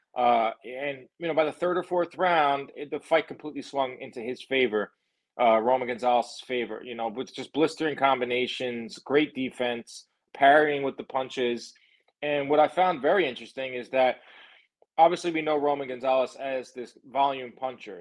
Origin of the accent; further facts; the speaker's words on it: New York, United States; I'm from New York